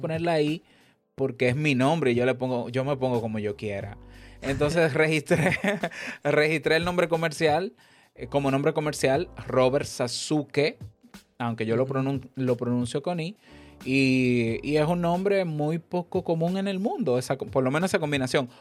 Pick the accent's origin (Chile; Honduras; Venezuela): Honduras; aquí en mi país